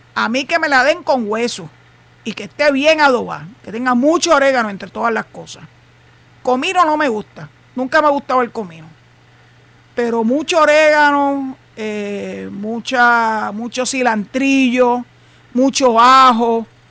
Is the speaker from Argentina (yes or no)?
no; Puerto Rico; yo soy boricua